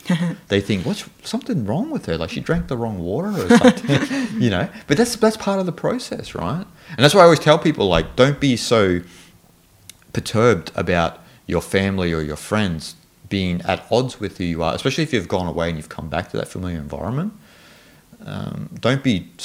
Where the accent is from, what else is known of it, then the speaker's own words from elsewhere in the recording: Australia; You know, so I'm Australian, I'm like this.